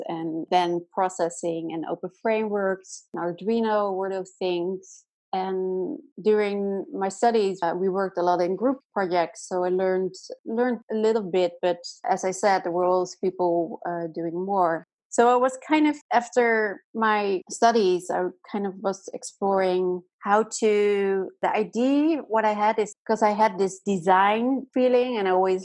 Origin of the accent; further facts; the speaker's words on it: Amsterdam, North Holland, Netherlands; I'm from the Netherlands and I lived most of my life in Amsterdam